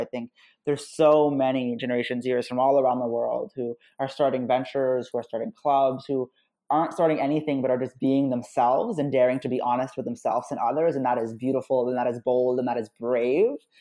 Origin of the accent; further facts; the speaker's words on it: United States; I'm American Muslim